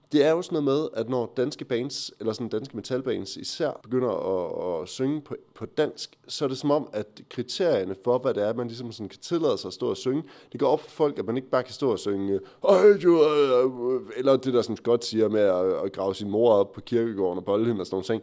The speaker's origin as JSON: {"language": "Danish", "town": "Aarhus", "region": "Central Denmark Region", "country": "Denmark", "said": "Jeg kommer fra Aarhus."}